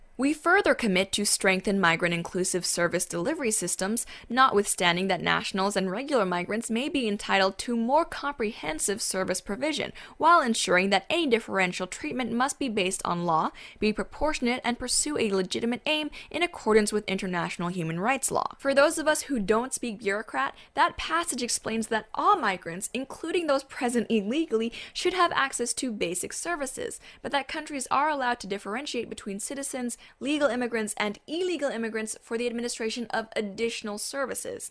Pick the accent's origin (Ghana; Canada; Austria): Canada; My birthplace, Canada-stan.